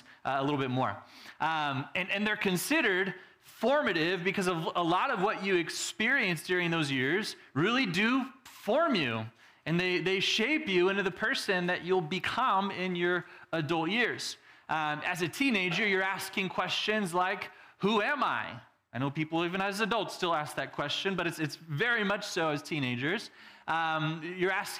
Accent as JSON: {"language": "English", "region": "Texas", "country": "United States", "tie": "born or raised there", "said": "Growing up in Texas, we also had the country people"}